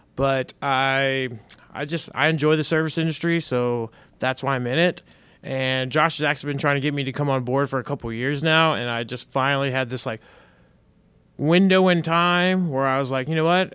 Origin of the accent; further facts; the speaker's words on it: Dallas, Texas, United States; moved away; I'm from North Dallas. I'm a city boy